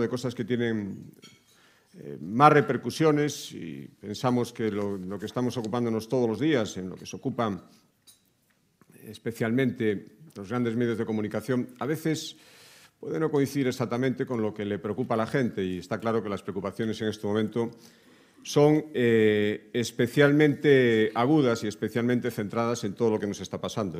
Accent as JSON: {"language": "Spanish", "region": "Galicia", "country": "Spain", "said": "los que venimos de Galicia"}